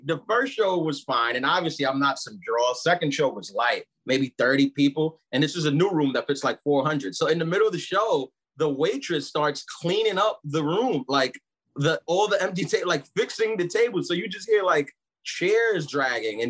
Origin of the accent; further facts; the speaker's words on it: New York City, New York, United States; also born or lived in Brooklyn, New York; I'm from New York. I was born in Brooklyn, raised in Queens.